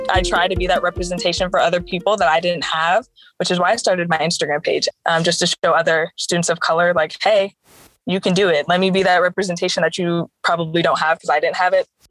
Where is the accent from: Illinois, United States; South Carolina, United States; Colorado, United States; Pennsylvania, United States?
Illinois, United States; Chicago; moved away; also born or lived in Boston / Missouri; I was born in Boston actually, but I only lived there for a couple years when I was small, and then I moved to Chicago, and so I was raised there.